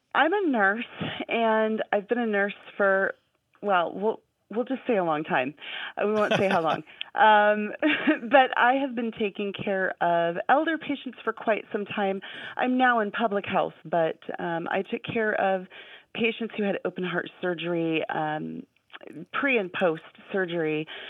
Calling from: Anchorage, Alaska, United States; I'm calling from Anchorage, Alaska

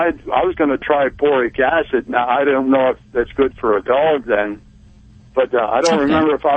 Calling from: Bethel, Pennsylvania, United States; Bethel, PA.

